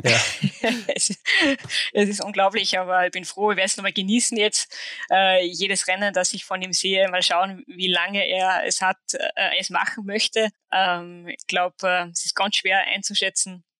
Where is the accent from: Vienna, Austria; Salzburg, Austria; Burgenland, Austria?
Salzburg, Austria; Saalfelden; also born or lived in Hochfilzen / Switzerland; in Saalfelden, also meinem Heimatort am Skigymnasium